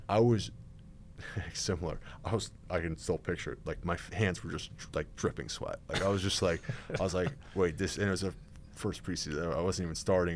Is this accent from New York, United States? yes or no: yes; Westchester, New York, United States; So I grew up in Westchester, New York, so suburbs of New York City